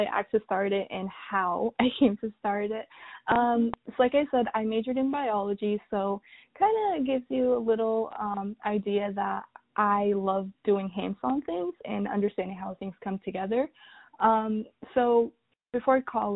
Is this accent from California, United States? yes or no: no; North Carolina, United States; also born or lived in Sudan; raised in America, same city, same state for like the past 16 years